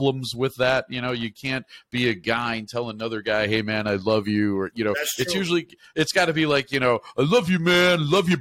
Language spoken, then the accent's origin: English; Chicago, Illinois, United States; I'm from Chicago